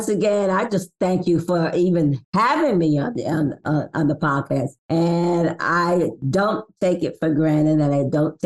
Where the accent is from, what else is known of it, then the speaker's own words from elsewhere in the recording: Jacksonville, Florida, United States; moved away; also born or lived in Baltimore; I'm a product from Jacksonville, Florida